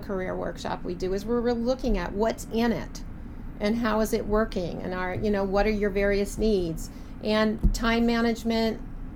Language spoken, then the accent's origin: English; Providence, Rhode Island, United States; I grew up in Providence, I grew up at Trinity